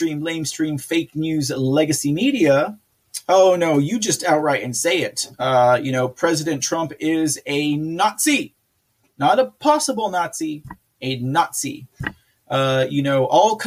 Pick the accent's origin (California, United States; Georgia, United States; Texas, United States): Texas, United States; I am from Texas here